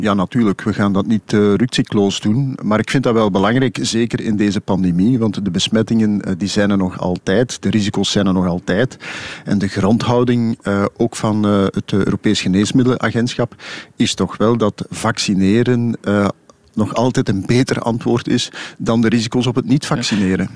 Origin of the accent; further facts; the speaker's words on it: Flanders, Belgium; als Vlamingen